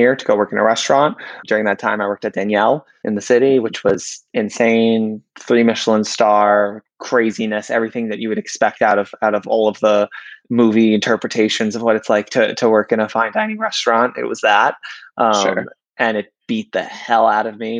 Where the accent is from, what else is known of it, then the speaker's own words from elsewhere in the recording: New York City, New York, United States; I grew up in Queens